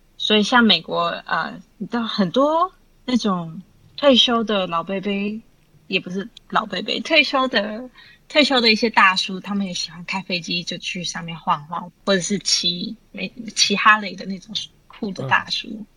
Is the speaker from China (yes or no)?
no; Vancouver, British Columbia, Canada; moved away as an adult; also born or lived in Taipei, Taiwan / London, United Kingdom; now in Taiwan; 我在台北出生，在温哥华长大，然后有一些日本、韩国交换学生的经验，然后在，啊，伦敦念硕士